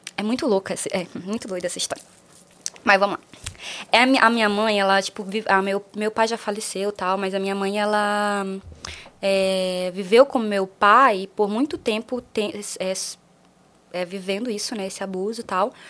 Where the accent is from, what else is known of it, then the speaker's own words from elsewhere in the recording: Rio Branco, Acre, Brazil; moved away; eu nasci em Rio Branco, mas eu nasci no interior é, de Rio Branco